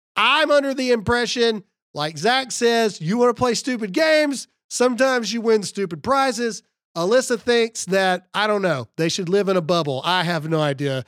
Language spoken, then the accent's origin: English; Mississippi, United States; I'm from Mississippi